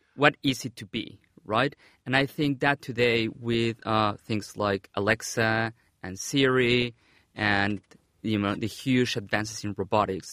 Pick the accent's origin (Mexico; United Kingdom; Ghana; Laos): Mexico; moved away; back in my home country, Mexico.